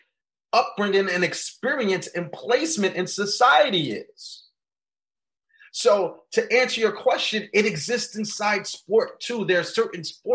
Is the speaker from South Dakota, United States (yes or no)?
no; New York City, New York, United States; I grew up in the South Bronx, New York